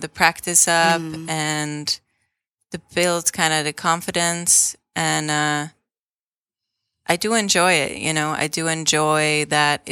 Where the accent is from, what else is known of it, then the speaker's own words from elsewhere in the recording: Switzerland; now in United States; I'm from Switzerland. Switzerland. Yeah, I grew up there.